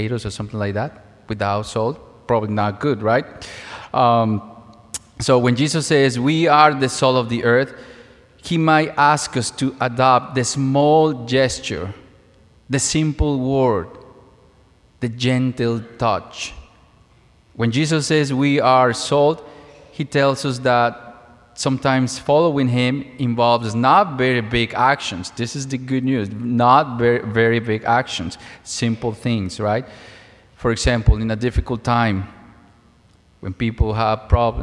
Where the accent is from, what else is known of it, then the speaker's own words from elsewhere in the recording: Mexico; moved away; As a child, I lived in a small town in Mexico. I'm originally from Mexico